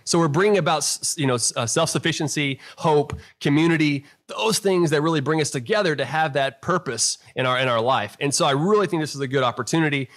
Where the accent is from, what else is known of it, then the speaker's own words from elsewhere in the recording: South Houston, Texas, United States; growing up in South Houston, Texas